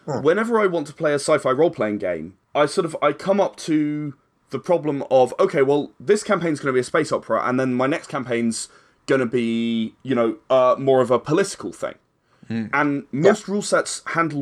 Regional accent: United Kingdom; we are still British

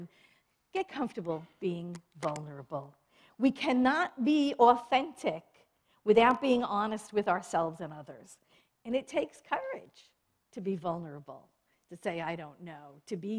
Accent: New York, United States; I was born and raised in New York.

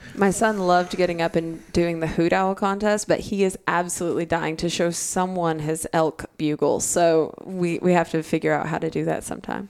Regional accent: Arkansas, United States; I'm from Arkansas, I'm from a landlocked state

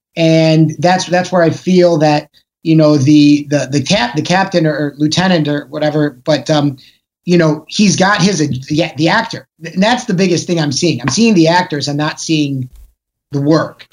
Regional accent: Chicago, Illinois, United States; moved away; also born or lived in Los Angeles; I'm, I'm from Chicago originally

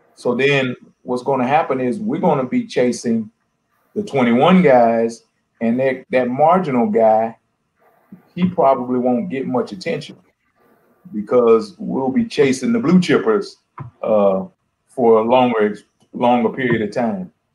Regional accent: Texas, United States; moved away as an adult; also born or lived in North Dakota / Kalamazoo, Michigan / Ohio / Arizona; I'm from Texas, and I've recruited and I've coached in North Dakota and Kalamazoo, Michigan, and Ohio and Arizona

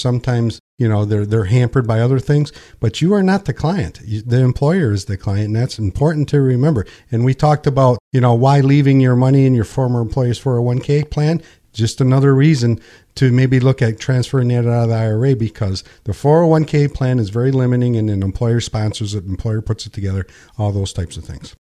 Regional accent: Pinconning, Michigan, United States; also born or lived in Linwood, Michigan; I was born and raised here in Pin Ka Ning

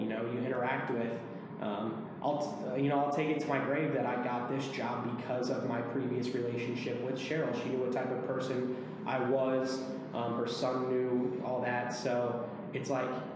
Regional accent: Henderson, Nebraska, United States; also born or lived in Aurora, Nebraska; growing up in Henderson

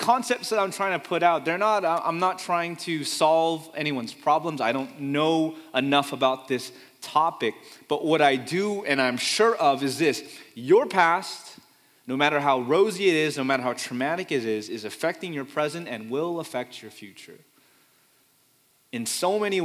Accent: Fremont, California, United States; also born or lived in Pleasanton, California; I grew up in Fremont, California. I've only moved two times in my life, or three, but only two that I remember, from Fremont, California to Pleasanton, California with my family until college. So I'm a Bay Area kid born and raised

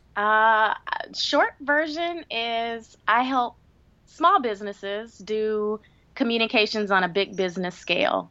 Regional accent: Greenville, South Carolina, United States; moved away as an adult; also born or lived in Washington, D.C.; my hometown of Greenville, South Carolina

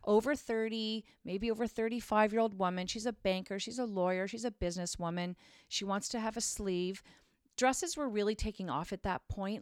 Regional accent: Craighurst, Ontario, Canada; I grew up in Craighurst, Ontario, which is outside of Barrie

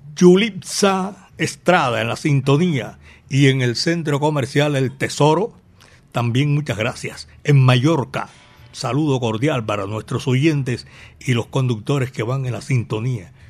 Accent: Colombia; Medellín, belleza de mi país

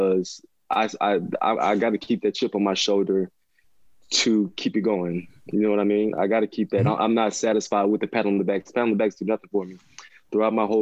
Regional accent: Mississippi, United States; now in Seattle, United States; I grew up in Mississippi.

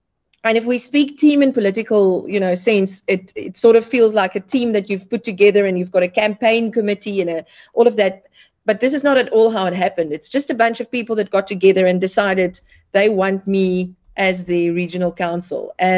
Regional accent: Gobabis, Omaheke, Namibia; also born or lived in South Africa; now in Swakopmund, Namibia; So I grew up in Gubabis and then I went to high school in South Africa, actually, uh-huh. And then back to Namibia after that. And then we moved to Swakop shortly after we got married 3 years ago.

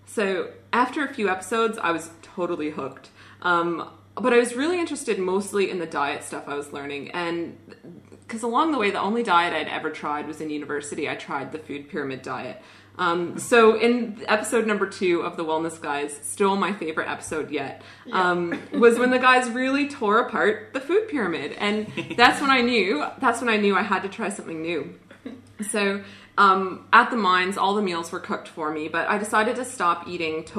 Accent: Canada; accent: Canadian; now in Australia; I grew up in a pretty normal Canadian family, which is where my accent is from

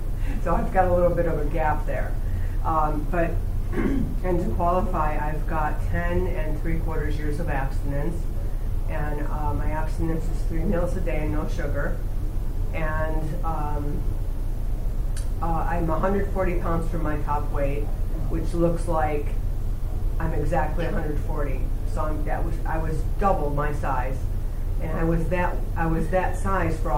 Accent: small town between Buffalo and Rochester, New York, United States; now in San Fernando Valley, United States; I grew up back east in a small town right between Buffalo and Rochester, New York

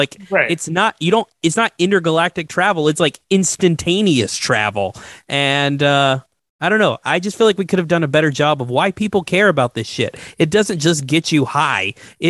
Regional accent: Atlanta, Georgia, United States; being an Atlanta sports fan, it's hard, guys. It's real hard. I love my hometown.

